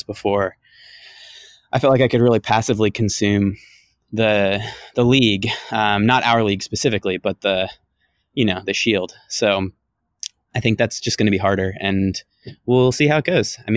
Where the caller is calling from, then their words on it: Sweden; calling in from Sweden.